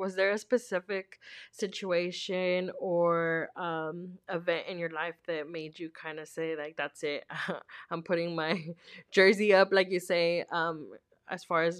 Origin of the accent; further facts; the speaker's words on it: Los Angeles, California, United States; I'm not from a small town. I'm from Los Angeles.